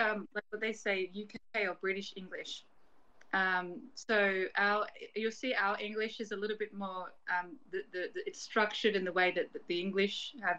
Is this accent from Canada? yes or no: no; Australia; I was born and raised in Australia, first gen. But my family, they were living in Chile